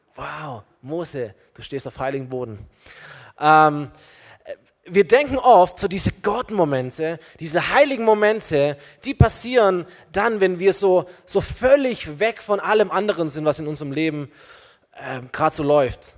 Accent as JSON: {"language": "German", "country": "Germany"}